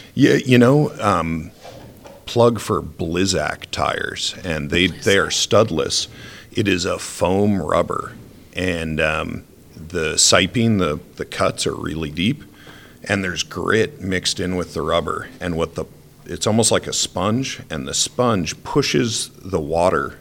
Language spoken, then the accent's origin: English; Rhode Island, United States; moved away as an adult; now in Idaho, United States; I grew up in Rhode Island with tons of ice